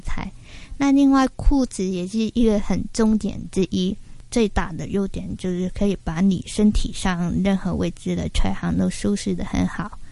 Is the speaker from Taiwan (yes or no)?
no; Hong Kong; 回到香港之后，就是进了大公司去打工